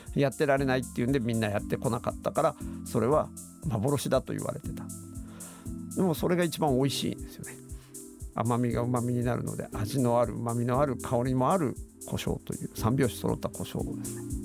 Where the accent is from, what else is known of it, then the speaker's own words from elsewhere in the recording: Mie, Japan; moved away as an adult; now in Cambodia; 三重県出身なんですけど三重の実家に帰った